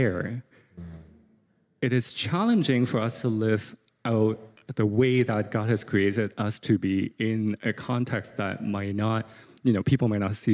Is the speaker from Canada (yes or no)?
no; Hong Kong; English is a second language; moved away; growing up in Hong Kong